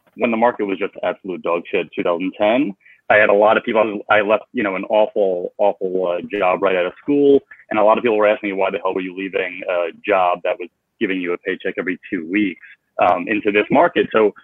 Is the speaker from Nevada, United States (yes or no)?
no; North Massapequa, New York, United States; North Massapequa, but Farmingdale School.